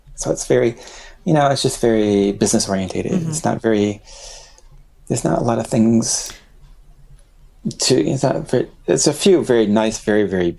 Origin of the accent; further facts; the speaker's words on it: Pennsylvania, United States; also born or lived in Boston, Massachusetts; now in Tokyo, Japan; I was born in Pennsylvania, but I lived in Boston before coming here.